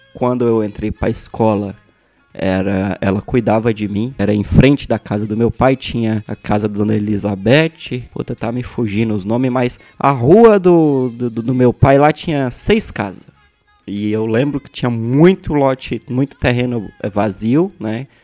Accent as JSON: {"language": "Portuguese", "town": "Brasília", "region": "Federal District", "country": "Brazil", "tie": "born or raised there", "also_born_or_lived": "Santo Antônio do Descoberto, Goiás", "said": "eu nasci em Taguatinga Brasília, sou natural de Brasília"}